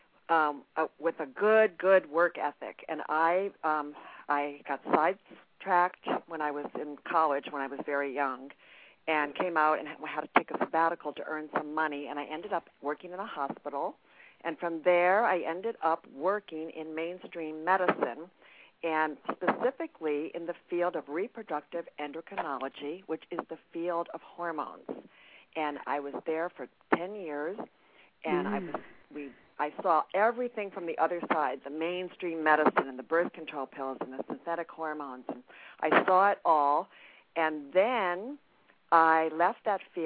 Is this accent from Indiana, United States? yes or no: no; New York, United States; I'm from New York